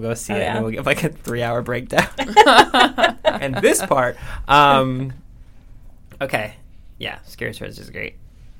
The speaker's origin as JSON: {"language": "English", "town": "Lorain", "region": "Ohio", "country": "United States", "tie": "born or raised there", "said": "My hometown."}